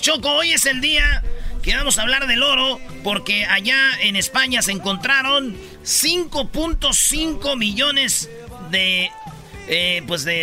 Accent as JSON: {"language": "Spanish", "region": "Michoacán", "country": "Mexico", "moved": "yes", "said": "yo soy de Michoacán"}